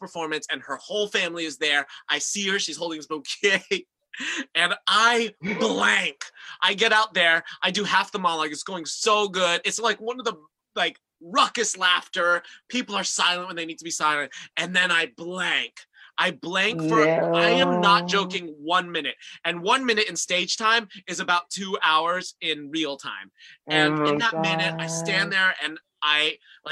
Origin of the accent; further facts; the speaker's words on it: Florida, United States; I myself am from Florida